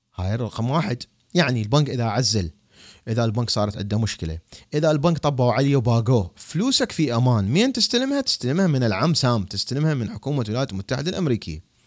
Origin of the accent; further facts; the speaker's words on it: Iraq; انا عراقي